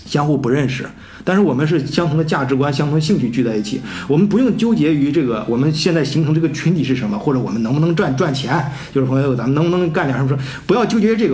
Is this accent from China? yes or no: yes; China; now in Germany; 我们中国人将来也会遇到这样的问题